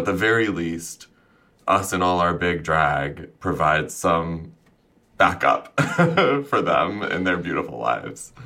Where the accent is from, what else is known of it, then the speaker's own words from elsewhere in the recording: Champaign, Illinois, United States; my hometown where I first went out in drag in small town Illinois